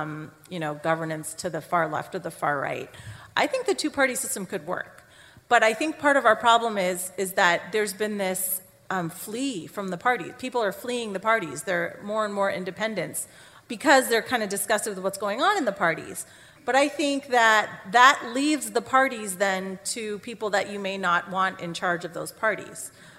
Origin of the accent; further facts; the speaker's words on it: Canada; now in United States; because I grew up in Canada